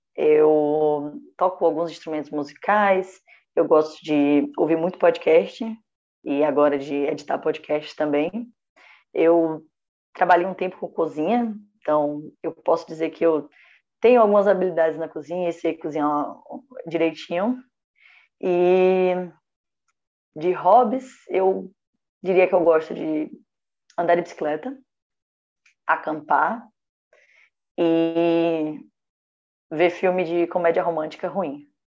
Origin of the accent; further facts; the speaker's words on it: Feira de Santana, Bahia, Brazil; moved away; Eu nasci em Feira de Santana, Bahia.